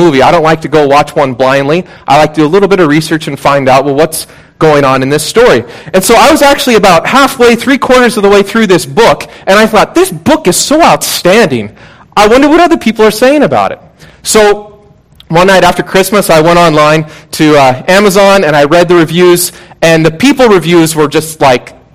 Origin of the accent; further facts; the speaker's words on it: Puget Sound area, Washington, United States; moved away; I grew up in the Puget Sound area in Washington State